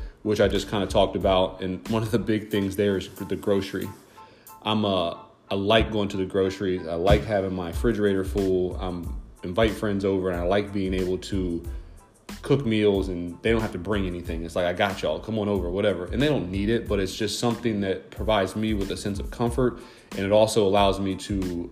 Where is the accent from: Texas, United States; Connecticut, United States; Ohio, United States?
Ohio, United States; Delaware; I'm from Delaware, Ohio, a small town